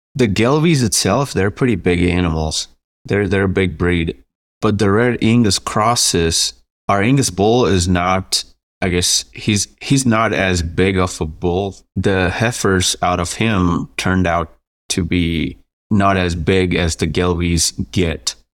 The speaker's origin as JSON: {"language": "English", "country": "India", "also_born_or_lived": "New Mexico", "moved": "as an adult", "lives_now": "Quay County, New Mexico, United States", "said": "originally I'm from India. I moved here to go to school."}